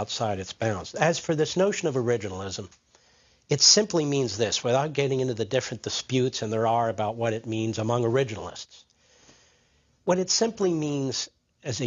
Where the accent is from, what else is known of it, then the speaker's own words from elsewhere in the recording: Elkins Park, Pennsylvania, United States; also born or lived in Erdenheim, Pennsylvania; I grew up outside of Philadelphia in a township called Cheltenham for most of my youth, in a particular community called Elkins Park